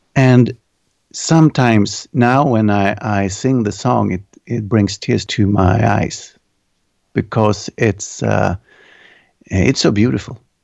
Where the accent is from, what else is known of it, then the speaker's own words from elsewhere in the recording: Örebro, Örebro County, Sweden; my hometown, it's called Örebro, and we have, like, one hundred fifty thousand people here.